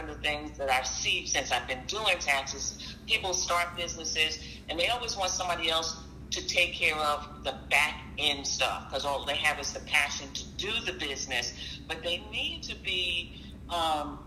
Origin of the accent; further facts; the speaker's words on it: Jersey City, New Jersey, United States; I'm a Jersey girl. I was born and raised in Jersey City.